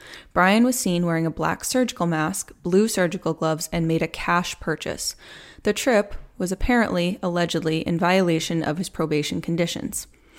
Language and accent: English; Plymouth, Massachusetts, United States; now in Charlotte, United States; I actually grew up, if you didn't know, on the South Shore of Massachusetts. I grew up in Plymouth. Now I live in Charlotte.